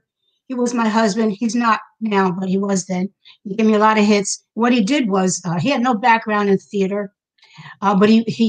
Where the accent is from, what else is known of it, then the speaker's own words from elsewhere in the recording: Newark, New Jersey, United States; also born or lived in Harlem, New York; Well, I was born in Harlem Hospital, but when my mother, who's a professional singer, married my stepdad, we moved to Newark, New Jersey. Finished my education there